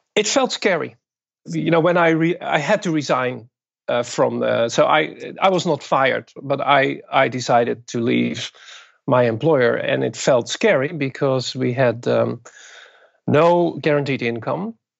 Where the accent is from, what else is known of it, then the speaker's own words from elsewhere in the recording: Netherlands; moved away as an adult; also born or lived in Japan; now in Brooklyn, United States; I was born and raised in the Netherlands and, and got my education there